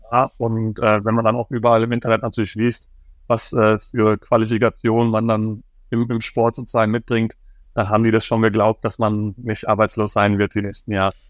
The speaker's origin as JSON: {"language": "German", "town": "Dorsten", "region": "North Rhine-Westphalia", "country": "Germany", "tie": "born or raised there", "said": "in Dorsten, wo ich, wo ich aufgewachsen bin"}